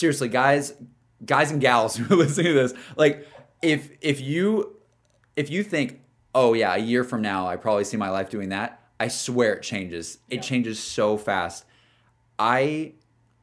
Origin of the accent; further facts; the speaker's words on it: Alabama, United States; also born or lived in Austin, Texas; now in Los Angeles, United States; somebody yeah. who's from Alabama